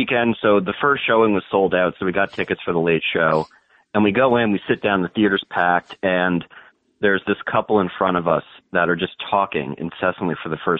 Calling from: Morristown, New Jersey, United States; New Jersey, Morristown.

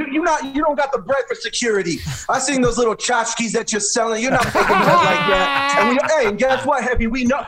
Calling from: Mexico City, Mexico; Hey, man, we're calling in from Mexico City.

